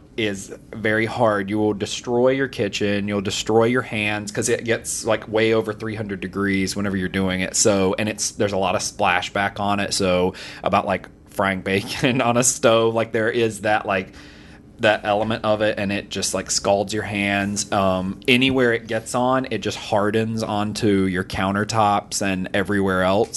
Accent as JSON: {"language": "English", "region": "the South", "country": "United States", "tie": "born or raised there", "said": "I, I grew up in the South"}